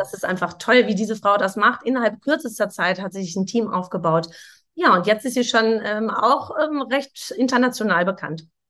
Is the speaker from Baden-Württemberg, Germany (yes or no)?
no; Sauerland, North Rhine-Westphalia, Germany; Ich komme ja auch aus dem Sauerland